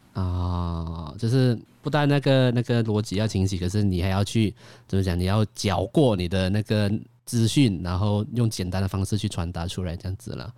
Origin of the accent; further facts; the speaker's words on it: Kuala Lumpur, Peninsular Malaysia, Malaysia; 我在西马